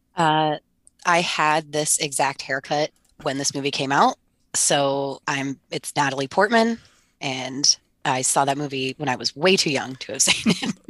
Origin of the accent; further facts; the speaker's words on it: Rhode Island, United States; I'm from Rhode Island